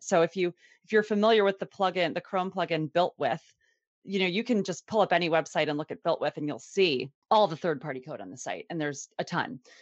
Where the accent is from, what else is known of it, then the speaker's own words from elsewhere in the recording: Annapolis, Maryland, United States; I am from Annapolis, Maryland